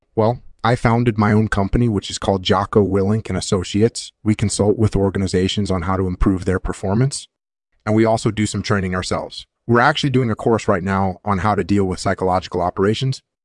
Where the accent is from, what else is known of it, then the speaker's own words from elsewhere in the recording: California, United States; I was born in California in nineteen sixty-three. I grew up on a ranch